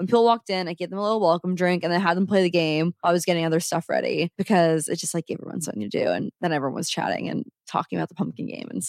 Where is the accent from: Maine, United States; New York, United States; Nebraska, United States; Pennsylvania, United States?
Nebraska, United States; Omaha; now in Saint Louis, United States; I'm not from here. I'm from Omaha, just like Allison.